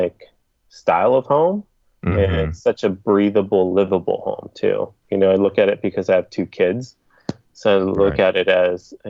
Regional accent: South Bay, California, United States; I'm from the South Bay

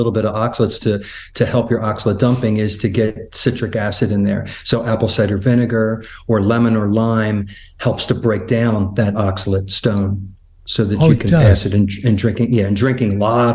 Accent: Philadelphia, Pennsylvania, United States; moved away; I'm from Philadelphia originally

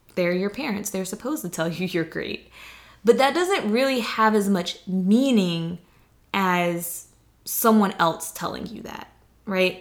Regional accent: the South, United States; I'm from the South, like, that's how I was raised

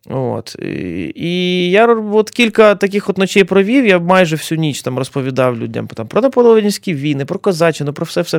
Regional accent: Fastiv, Kyiv Oblast, Ukraine; Сам з Фастова сам бачив.

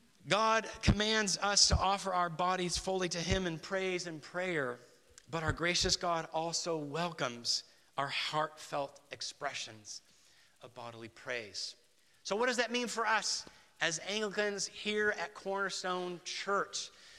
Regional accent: Guatemala City, Guatemala Department, Guatemala; So, I was raised in Guatemala City. I was a missionary kid. We were part of the Bible Church tradition, Dallas Theological Seminary.

